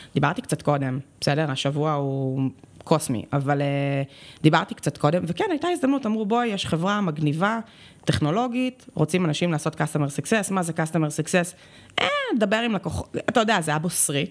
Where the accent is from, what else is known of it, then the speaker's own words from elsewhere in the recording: Tel Aviv, Tel Aviv District, Israel; הייתי בצופים, אצלנו בתל אביב זה היה נורא צופים, בסדר, אז בצופים מד' עד י"ב